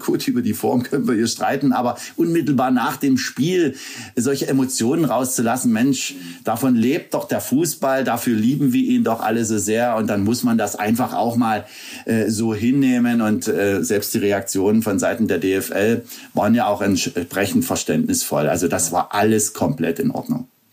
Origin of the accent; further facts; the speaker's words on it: Bautzen, Saxony, Germany; bin ich äh, zu jedem Heimspiel aus Bautzen gekommen